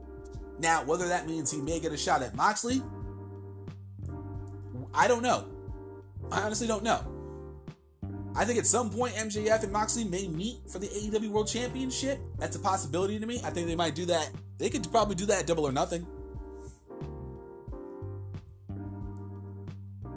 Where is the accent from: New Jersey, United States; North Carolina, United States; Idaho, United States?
New Jersey, United States; my home state, New Jersey